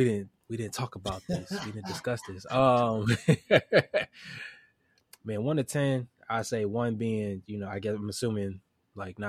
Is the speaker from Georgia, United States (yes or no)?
no; Chester, Pennsylvania, United States; now in Wilmington, United States; Originally, I'm from Chester, Pennsylvania